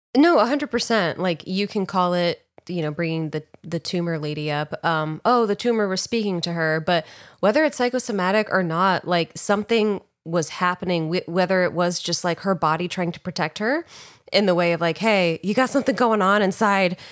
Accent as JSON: {"language": "English", "region": "New York", "country": "United States", "tie": "born or raised there", "said": "I was in New York, where I was actually born"}